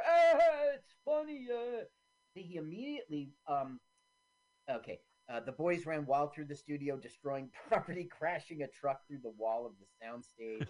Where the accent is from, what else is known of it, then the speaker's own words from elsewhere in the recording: New Jersey, United States; also born or lived in Washington, D.C.; I was born in Washington, D.C., and I've been a Jersey boy since I was 3 years old